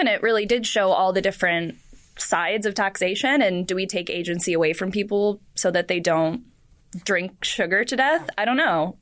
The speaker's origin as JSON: {"language": "English", "town": "Portland", "country": "United States", "said": "I'm from Portland"}